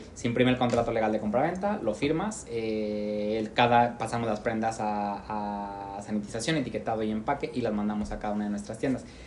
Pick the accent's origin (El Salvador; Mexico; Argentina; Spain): Mexico; Regreso yo como mexicano